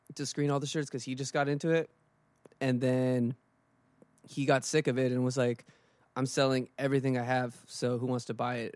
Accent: East Bay, California, United States; now in Oakland, United States; I grew up in the East Bay

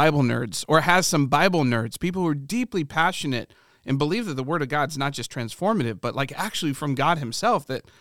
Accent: Ohio, United States; I'm from Ohio

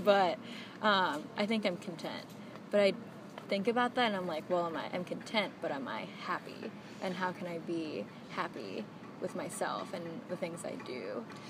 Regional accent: United States; a child of immigrants um, growing up, I guess, second generation Asian American

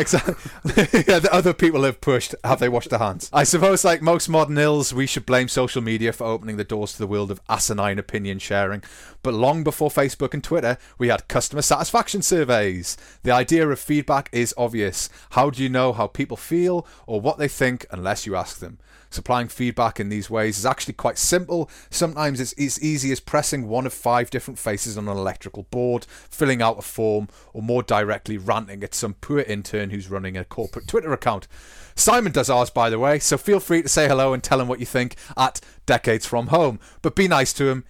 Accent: United Kingdom; now in Germany; we're British

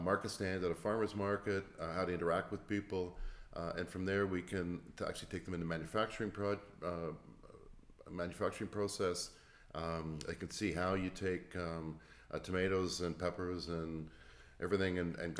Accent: Toronto, Hamilton area, Ontario, Canada; moved away as an adult; also born or lived in Cleveland, United States; I'm from Toronto, Hamilton area

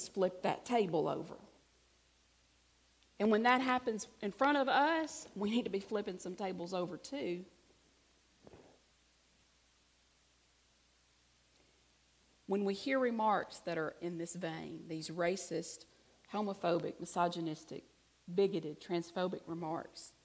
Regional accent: Alabama, United States; I'm from Alabama

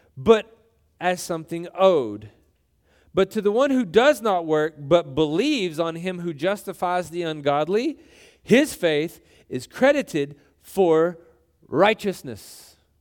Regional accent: Texas, United States; we, we grew up in Texas

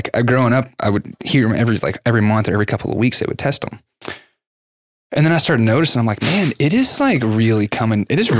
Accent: Lancaster, Texas, United States; That's where I grew up in Lancaster, right down there.

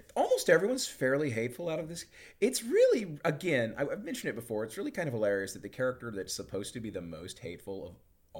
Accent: the American South, United States; I grew up in the American South.

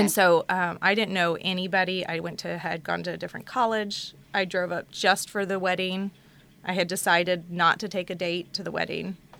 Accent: Houston, Texas, United States; moved away as an adult; now in Maryland, United States; I'm from Houston. I didn't leave Texas until I met …. Um, so I was there for 25 years

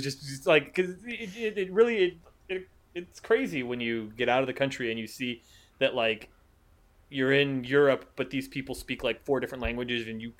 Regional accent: United States; I'm American. I'm a tourist.

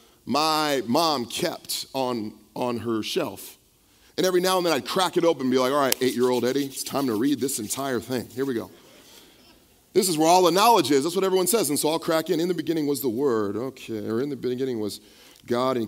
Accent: the Bay Area, California, United States; also born or lived in San Mateo / Vallejo / Pittsburg / Bayview; I grew up here in the Bay Area

